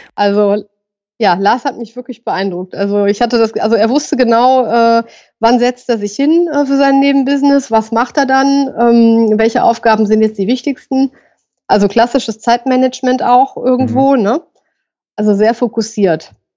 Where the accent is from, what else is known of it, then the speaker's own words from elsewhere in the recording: Düsseldorf, North Rhine-Westphalia, Germany; Ich komme auch aus Düsseldorf.